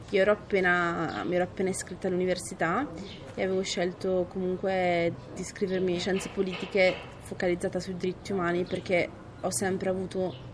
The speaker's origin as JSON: {"language": "Italian", "town": "Brescia", "region": "Lombardy", "country": "Italy", "moved": "yes", "said": "ho 25 anni, sono di Brescia"}